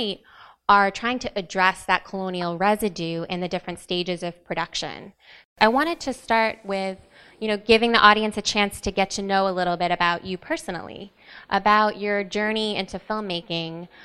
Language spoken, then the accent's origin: English; West Texas, United States; I grew up in West Texas